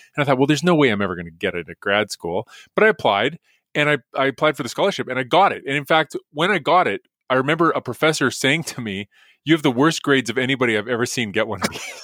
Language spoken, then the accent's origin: English; Edmonton, Alberta, Canada; I grew up in Edmonton, went to the U